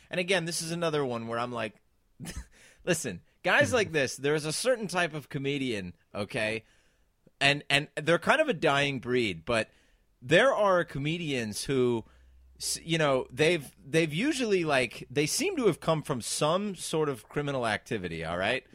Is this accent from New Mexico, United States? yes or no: no; San Diego, California, United States; now in United Kingdom; I grew up in San Diego, California